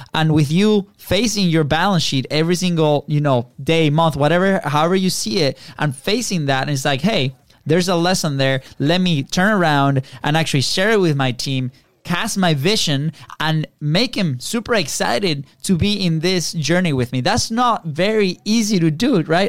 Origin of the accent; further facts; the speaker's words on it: Venezuela; now in Florida, United States; we're we're originally from Venezuela